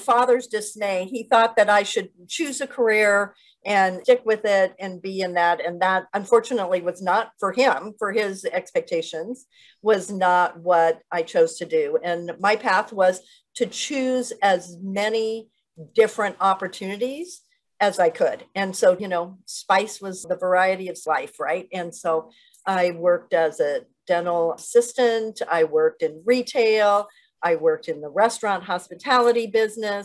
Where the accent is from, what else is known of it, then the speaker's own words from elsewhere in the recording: northern Mexico, Mexico; grew up in a cattle ranching family in northern Mexico